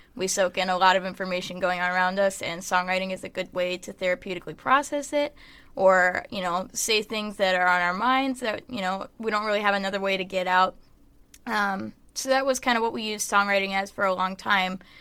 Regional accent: Nashville, Tennessee, United States; I grew up in Nashville. I was born there

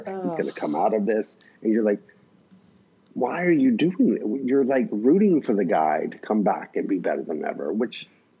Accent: the South, United States; moved away; I'm from the South

